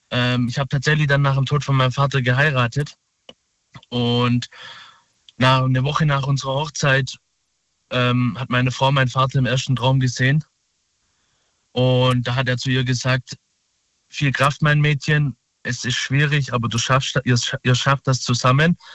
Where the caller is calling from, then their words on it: Saalach, Baden-Württemberg, Germany; Äh, aus Baden-Württemberg, Saalach.